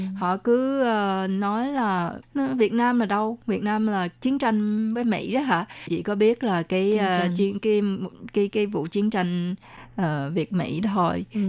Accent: Vietnam; moved away; mình hồi nhỏ ở Việt Nam cũng là đọc qua Tây Du Ký

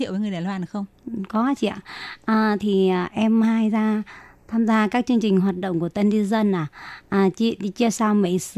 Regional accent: Thanh Hóa, Vietnam; moved away as an adult; now in Taiwan; Dạ em đến từ Thanh Hóa chị ạ.

